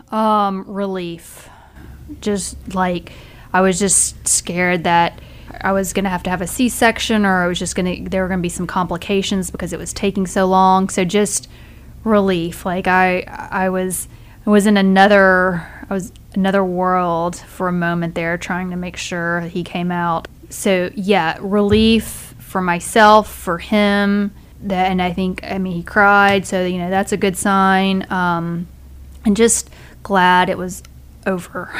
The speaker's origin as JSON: {"language": "English", "town": "Senatobia", "region": "Mississippi", "country": "United States", "also_born_or_lived": "Europe", "moved": "as an adult", "lives_now": "Atlanta, United States", "said": "I am from Mississippi, um, a small town called Senatobia"}